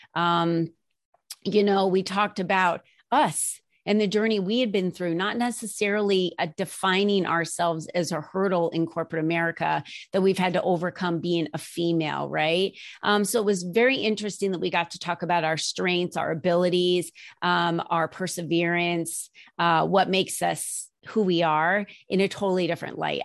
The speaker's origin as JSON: {"language": "English", "region": "New Jersey", "country": "United States", "tie": "born or raised there", "moved": "as an adult", "lives_now": "Arizona, United States", "said": "I was raised in New Jersey"}